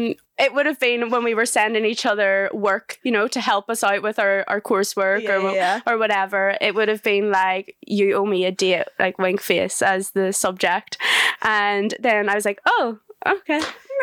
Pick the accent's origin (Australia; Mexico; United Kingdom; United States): United Kingdom; Northern Ireland; now in Leeds, United Kingdom; I'm 25. I'm from Northern Ireland